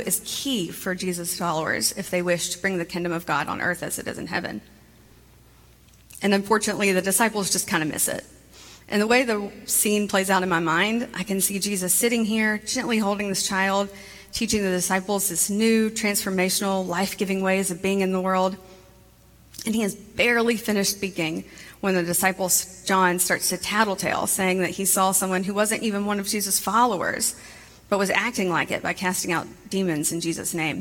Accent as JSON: {"language": "English", "town": "Montgomery", "region": "Alabama", "country": "United States", "tie": "born or raised there", "said": "I grew up in Montgomery, Alabama"}